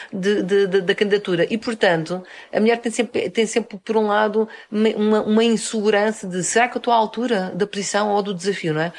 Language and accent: Portuguese; Almada, Lisbon, Portugal; also born or lived in Minho; now in Lisbon, Portugal; Eu nasci em Almada sou de, e atualmente moro em Lisboa.